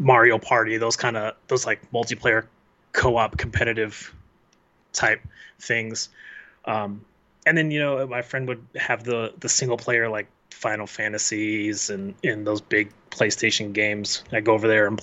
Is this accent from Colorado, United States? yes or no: yes; Colorado, United States; We grew up in Colorado together